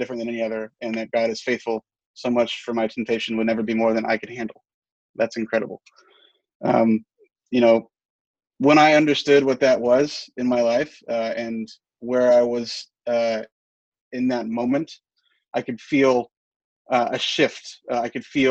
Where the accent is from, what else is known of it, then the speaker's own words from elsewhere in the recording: Charleston, United States; moved away; My mother and father were large contributors to the church in my hometown back in Charleston